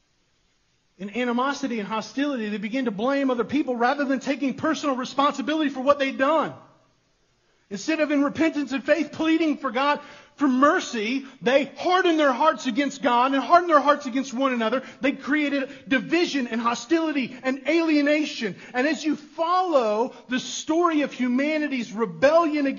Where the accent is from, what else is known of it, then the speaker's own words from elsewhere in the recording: United States; us as westernized American individualists